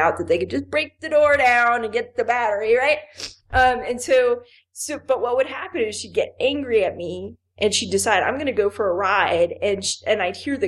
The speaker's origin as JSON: {"language": "English", "town": "Miami", "region": "Florida", "country": "United States", "tie": "born or raised there", "moved": "yes", "said": "I grew up in Miami."}